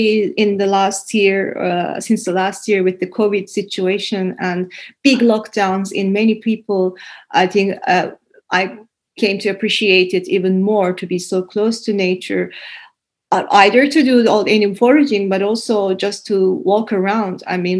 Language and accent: English; Istanbul, Turkey; English is a second language; now in Helsinki, Finland; when I came to Finland from Istanbul to Helsinki